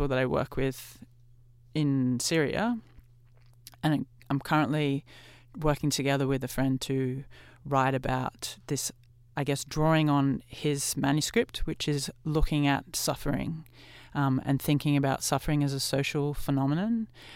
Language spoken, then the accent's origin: English; Australia; as a white Australian who's grown up here